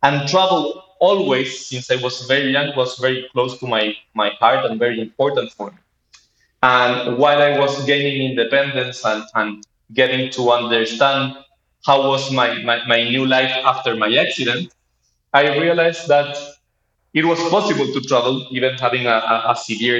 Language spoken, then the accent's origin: English; Santiago, Santiago Metropolitan Region, Chile; moved away as an adult; also born or lived in Berkeley, California, United States; I am originally from Santiago, Chile.